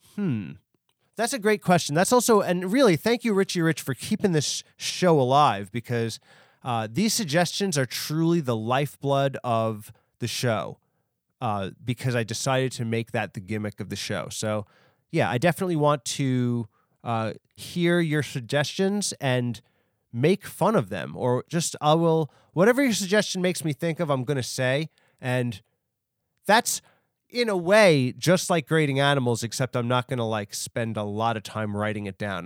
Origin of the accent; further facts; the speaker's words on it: New York, United States; New York is my hometown. I'm from New York